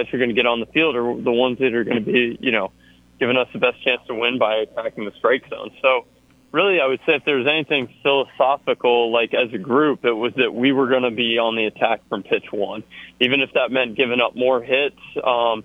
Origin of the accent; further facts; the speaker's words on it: Georgia, United States; moved away as an adult; now in Auburn, United States; I grew up in Georgia